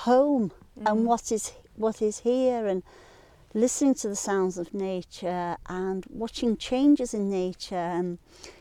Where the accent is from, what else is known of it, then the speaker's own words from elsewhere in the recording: Sheffield, Yorkshire and the Humber, United Kingdom; moved away as an adult; also born or lived in Bradford / Louth, Lincolnshire; now in Lake District, United Kingdom; I'm a Yorkshire lass. I was born in Sheffield, born and bred in Sheffield.